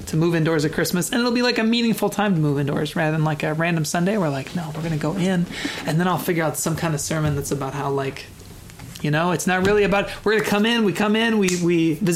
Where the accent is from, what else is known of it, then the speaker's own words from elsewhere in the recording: Chicago, Illinois, United States; moved away; I'm from Chicago